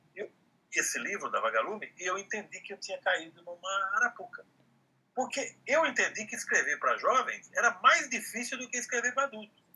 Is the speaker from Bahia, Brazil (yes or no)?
no; Amparo, São Paulo, Brazil; moved away; a minha infância, a minha adolescência no interior, lá em Amparo